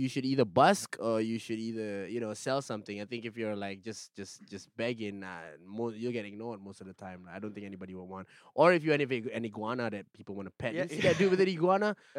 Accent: Singapore; also born or lived in Malaysia; I say I'm from Singapore

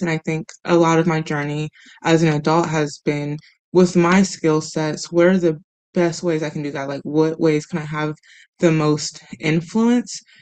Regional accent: Midwest, United States; moved away; growing up in the Midwest, where there's a lot of different opinions, and we do have these conversations pretty regularly, or at least we did when I was there

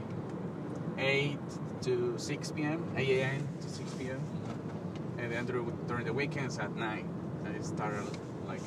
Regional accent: Colombia; English is a second language; moved away as an adult; now in United States; I was losing my English. Because I'm from Colombia. I moved here to learn English

